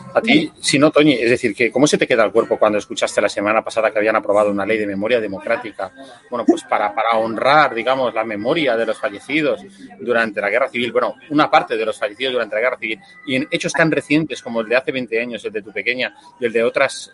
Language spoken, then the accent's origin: Spanish; Spain